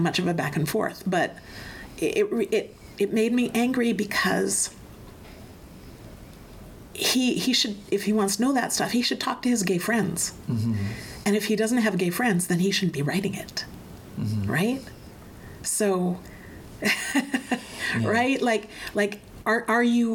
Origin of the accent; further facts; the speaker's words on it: Hinton, Alberta, Canada; the area that I grew up, which is Hinton, Alberta